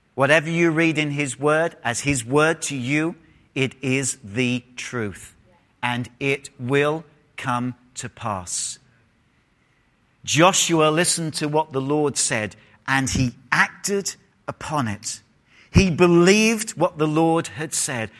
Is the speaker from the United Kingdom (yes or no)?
yes; England, United Kingdom; moved away; if I was in England, I would have said full stop.